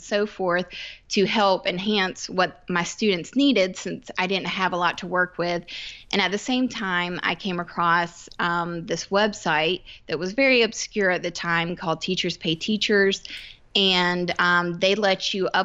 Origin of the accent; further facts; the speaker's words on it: Georgia, United States; moved away as an adult; now in South Carolina, United States; I grew up in Georgia. And I now live in South Carolina, just about an hour away